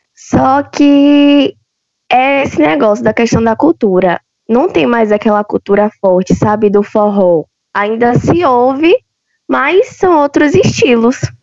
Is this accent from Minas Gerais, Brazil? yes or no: no; interior of southern Bahia, Brazil; moved away; sou do interior do sul da Bahia